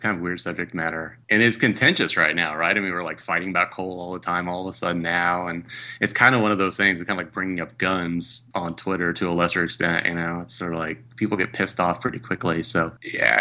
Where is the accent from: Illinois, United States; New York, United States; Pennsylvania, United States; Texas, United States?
Illinois, United States; Southern; I'm from Southern Illinois, and a lot of the people in my family were coal miners, and I grew up with coal miners